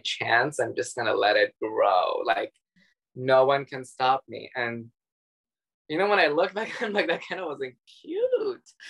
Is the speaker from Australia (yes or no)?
no; Dubai, United Arab Emirates; also born or lived in Iran; I was born in Iran and then we grew up in Dubai together.